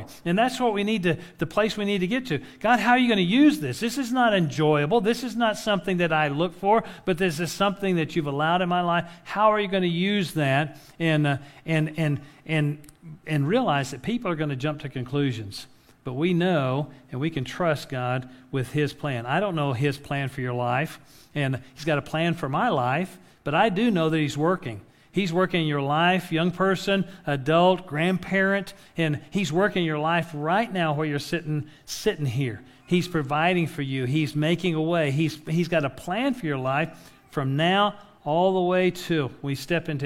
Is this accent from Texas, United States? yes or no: yes; West Texas, United States; now in Oklahoma, United States; I grew up in West Texas